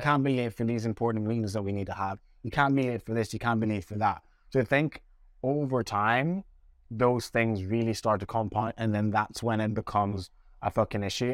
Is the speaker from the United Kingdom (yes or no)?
no; Jamaica; my family that I had around me growing up in Jamaica